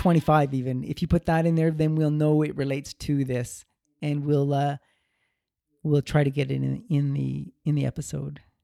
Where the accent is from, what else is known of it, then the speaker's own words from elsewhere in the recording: Canada; I was born in Canada, a, a very prosperous country, full of opportunity